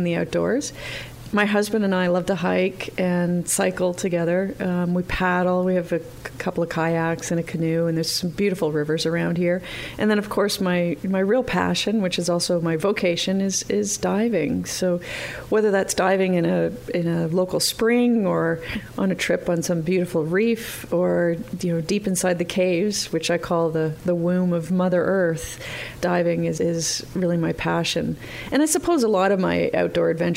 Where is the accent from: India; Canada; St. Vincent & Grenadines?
Canada; Mississauga, Ontario; I grew up in Canada, not too far from Toronto